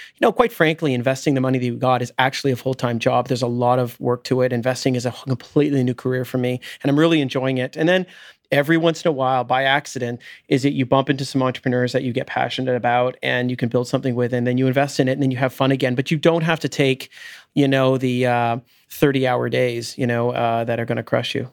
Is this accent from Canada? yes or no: yes; Richmond Hill, Ontario, Canada; also born or lived in London, Ontario; I grew up in Richmond Hill.